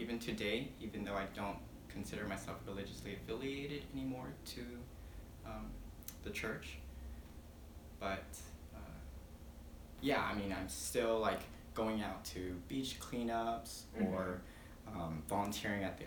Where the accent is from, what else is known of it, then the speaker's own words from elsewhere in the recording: Mililani, Hawaii, United States; also born or lived in Philippines / San Antonio, Texas; I grew up in Mililani